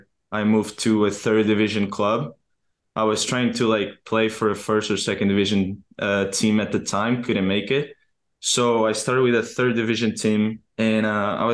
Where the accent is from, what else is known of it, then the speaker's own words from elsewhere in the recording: Portugal; English is a second language; moved away as an adult; also born or lived in Akron, Ohio; now in United States; growing up in Portugal